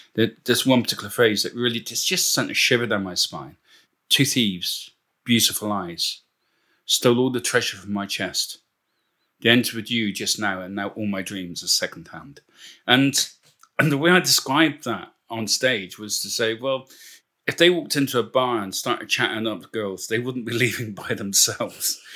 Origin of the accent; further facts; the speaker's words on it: Bristol, South West England, United Kingdom; moved away as an adult; now in Port Talbot, United Kingdom; my accent isn't Welsh, of course. I'm originally from Bristol